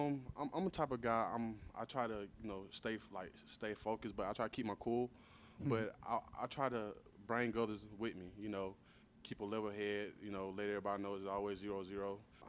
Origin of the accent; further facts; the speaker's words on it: Forsyth, Georgia, United States; moved away as an adult; also born or lived in Missouri; I'm from Forsyth, Georgia, small country town, directly in the middle of Georgia.